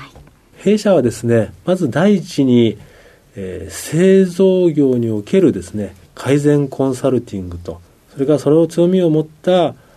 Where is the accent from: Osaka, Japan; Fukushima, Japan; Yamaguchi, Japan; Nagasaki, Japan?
Yamaguchi, Japan; Shimonoseki; moved away as an adult; 18までは山口県のですね下関におりました